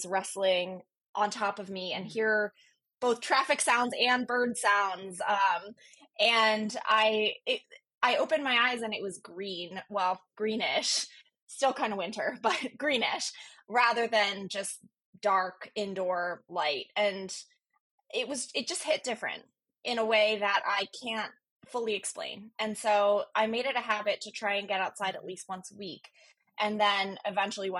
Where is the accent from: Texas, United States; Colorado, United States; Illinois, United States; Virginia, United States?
Virginia, United States; moved away as an adult; also born or lived in Chicago; I grew up on the East Coast in Virginia.